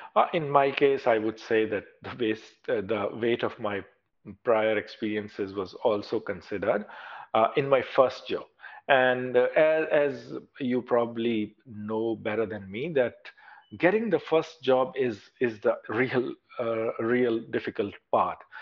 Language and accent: English; Pakistan; moved away as an adult; now in Australia; I was working in, in my home country as a consultant